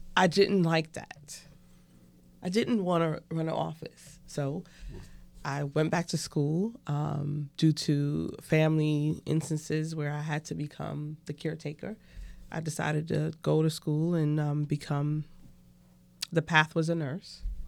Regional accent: New York City, New York, United States; moved away; I was born and raised in Brooklyn, New York, um, in Crown Heights

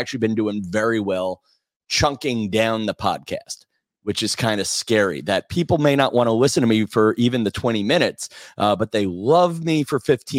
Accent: Massapequa, New York, United States; I have been taking chunks of my podcast where I may refer to my hometown of Massapequa, Long Island.

